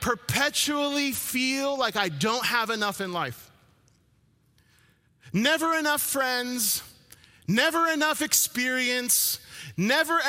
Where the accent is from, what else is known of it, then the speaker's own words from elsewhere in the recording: New Jersey, United States; moved away; I'm from New Jersey, born and raised